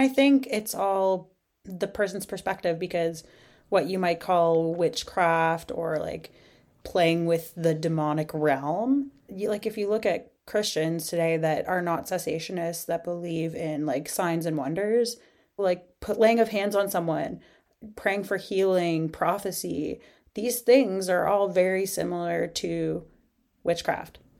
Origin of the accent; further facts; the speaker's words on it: Eastern Canada, Canada; moved away as an adult; also born or lived in United Kingdom; I grew up in Eastern Canada